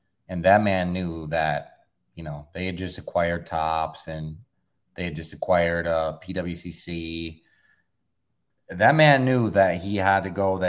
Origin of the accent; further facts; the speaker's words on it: Detroit, Michigan, United States; I'm from Detroit. I was working for the Pistons at the time